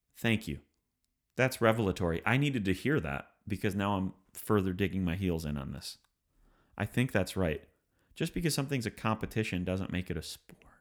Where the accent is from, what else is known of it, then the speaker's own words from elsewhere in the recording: Michigan, United States; we're from Michigan